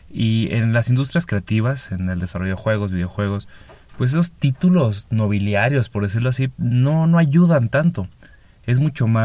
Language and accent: Spanish; northern Mexico, Mexico; vengo del norte de México, actualmente vivo en el Pacífico de México.